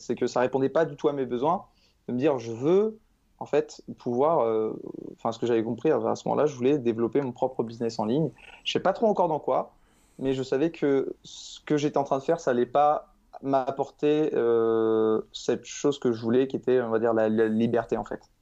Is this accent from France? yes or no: yes; Caen, Normandy, France; je suis de Caen en Normandie